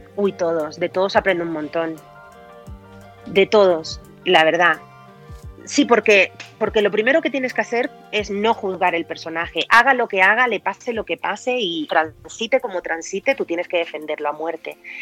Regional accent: Teror, Canary Islands, Spain; moved away as an adult; also born or lived in Las Palmas / Maspalomas / Madrid; now in Bogotá, Colombia; yo soy mm, canariona. Eh, nací mm, en Las Palmas, pero bueno, eh, durante toda mi infancia y parte de mi adolescencia la pasé en Teror

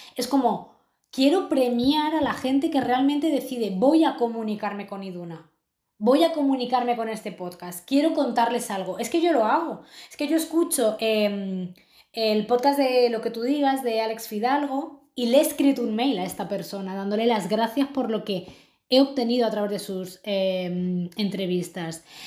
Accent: Madrid, Community of Madrid, Spain; moved away as an adult; now in Lisbon, Portugal; yo soy de Madrid, he crecido ahí

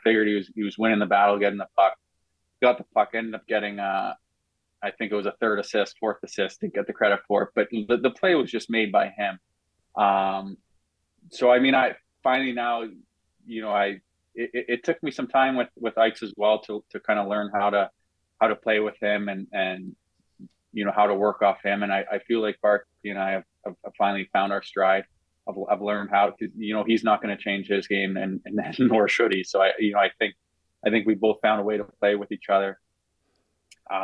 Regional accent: Vancouver, British Columbia, Canada; moved away as an adult; also born or lived in Buffalo; now in Florida, United States; we're both from North Shore in Vancouver

